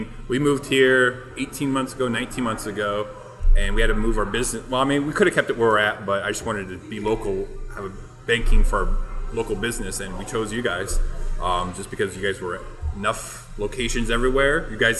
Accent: Muscatine, Iowa, United States; also born or lived in Clinton, Iowa / Cedar Rapids, Iowa; now in Dubuque, United States; I'm from Muscatine.

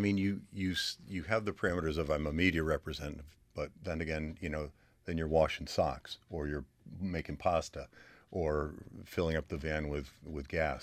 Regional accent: Columbia, Connecticut, United States; now in Willimantic, United States; I'm from Columbia. I grew up in Columbia with my mom, my dad, my brother and sister.

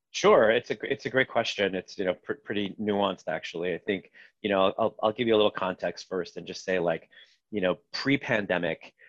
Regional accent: Los Angeles, California, United States; moved away as an adult; also born or lived in Israel / Boston; now in New York, United States; I grew up mostly in California. I was born in Israel, but spent uh, the better part of my, let's call them, uh, formative years in Los Angeles

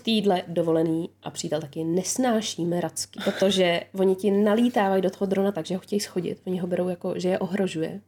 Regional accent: Czechia; jsem Češka

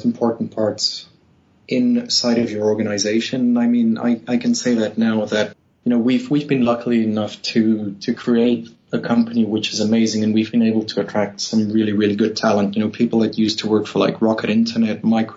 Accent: Namibia; moved away as an adult; also born or lived in South Africa; now in Sweden; I'm actually Namibian. I was born in Namibia

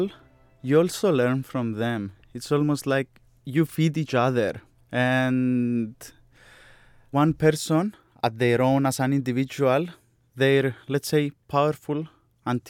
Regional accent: Larnaca, Larnaca District, Cyprus; moved away as an adult; also born or lived in Sunderland, England; I'm coming from Cyprus, Larnaca, my birthplace

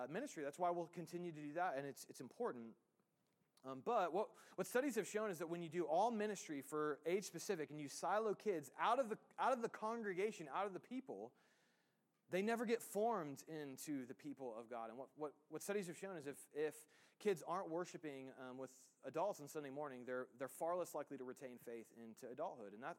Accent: United States; we as the American church

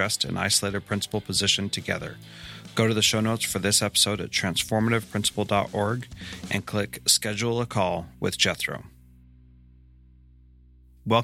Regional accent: California, United States; I grew up in California

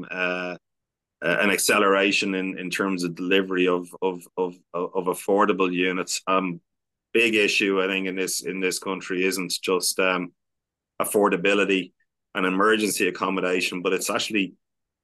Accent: Ireland; we as the Irish, we traveled the world and immigrated across the world when we were having a tough time

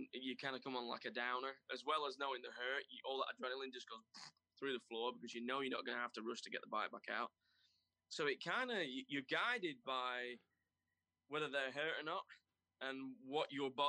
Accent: United Kingdom; I think everybody wants to have worked, especially being British, you want to have worked with Barry Sheen at some point.

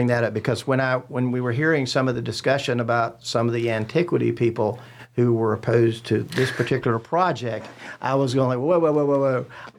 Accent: Huntersville, North Carolina, United States; Because again, as a Huntersville person, born and raised in Huntersville, and coming up to Cornelius, what do you think this will do for Cornelius?

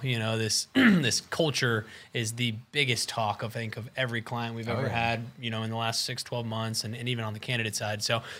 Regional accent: the Northland, Missouri, United States; I'm from the Northland

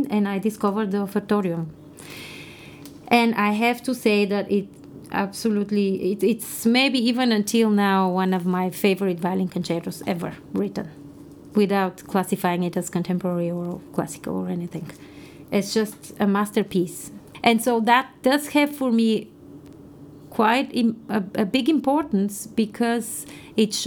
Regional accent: Bulgaria; moved away; in my early education in Bulgaria, I come from Bulgaria, which was a communist country at the time, and I studied in a very traditional specialized music school

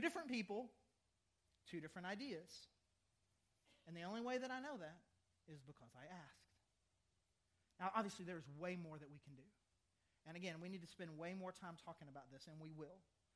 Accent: the South, United States; I'm from the South

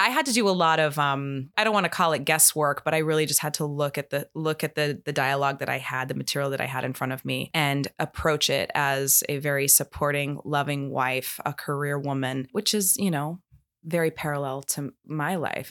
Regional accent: Maine, United States; moved away; also born or lived in New York; I'm originally from Maine. That's where all my family still is

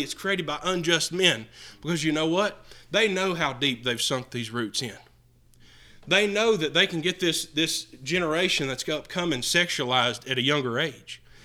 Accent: United States; I'm an American citizen

